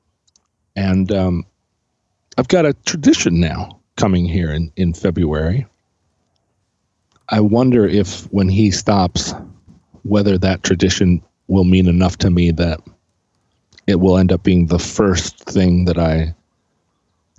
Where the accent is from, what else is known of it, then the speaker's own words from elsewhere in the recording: Alaska, United States; moved away; also born or lived in Seattle; I was growing up in Alaska